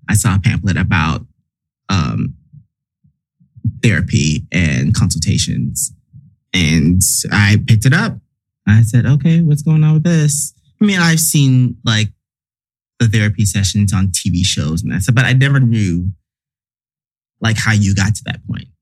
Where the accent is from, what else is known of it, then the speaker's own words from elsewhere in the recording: the South, United States; me growing up in the South